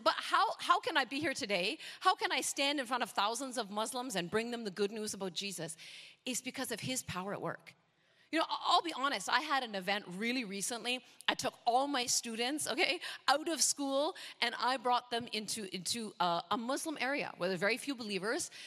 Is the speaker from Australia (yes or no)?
no; Canada; moved away as an adult; also born or lived in North America; now in Indonesia; I'm, I'm Canadian, so if I sound a bit different, okay, that's why